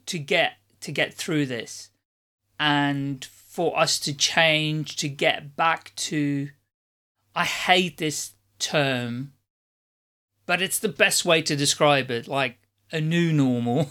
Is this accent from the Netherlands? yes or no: yes; Netherlands; moved away; also born or lived in United Kingdom / Ireland; originally I'm from the Netherlands